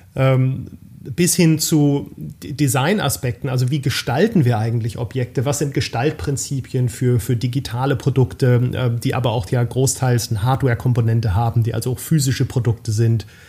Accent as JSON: {"language": "German", "region": "Baden-Württemberg", "country": "Germany", "tie": "born or raised there", "moved": "as an adult", "lives_now": "Ruhr area, Germany", "said": "halber Schwabe, halber Pfälzer, geborener Badener"}